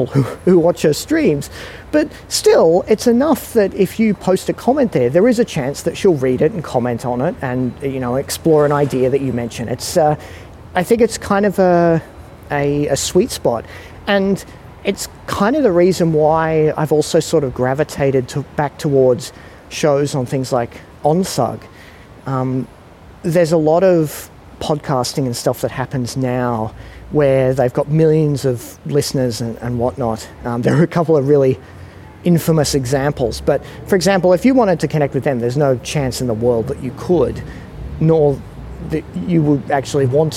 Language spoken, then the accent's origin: English; Australia; also born or lived in Singapore; being in an Australian